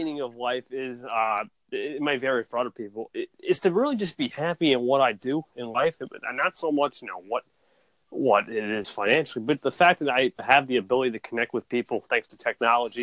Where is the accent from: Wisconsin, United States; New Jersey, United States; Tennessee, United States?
New Jersey, United States; NJ, buddy. Yeah, New Jersey.